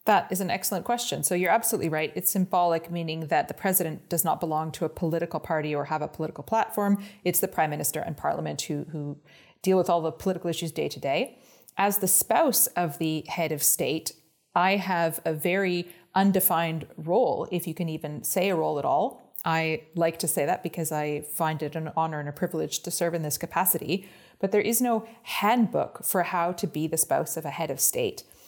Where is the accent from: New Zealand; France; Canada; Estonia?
Canada; Ottawa, Ontario; first language English; moved away as an adult; also born or lived in Toronto, Canada / Oxford, England; now in Iceland; I grew up just outside of Ottawa, the capital of Canada, uh, in the countryside